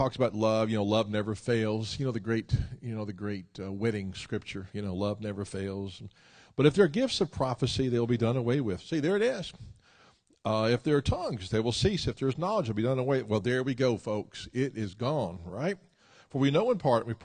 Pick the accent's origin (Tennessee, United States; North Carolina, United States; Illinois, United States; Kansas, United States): Tennessee, United States; Memphis; Memphis, which is my hometown